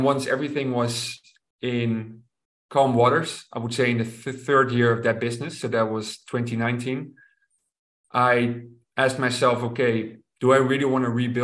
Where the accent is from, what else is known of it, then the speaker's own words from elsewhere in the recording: Rotterdam, South Holland, Netherlands; to Rotterdam, to my hometown